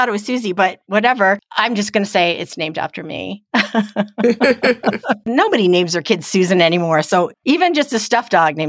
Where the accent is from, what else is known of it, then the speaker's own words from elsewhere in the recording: Kansas City, Missouri, United States; we're from Kansas City, but that's not where most of our listeners are.